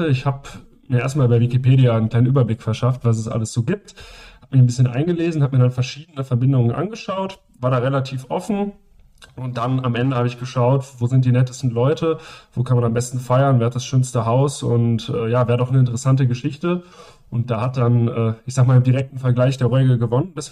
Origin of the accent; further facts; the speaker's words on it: Düsseldorf, North Rhine-Westphalia, Germany; now in Tübingen, Germany; Ich komme ursprünglich aus Düsseldorf und bin dann zum Studium ins Schwabenländle gezogen.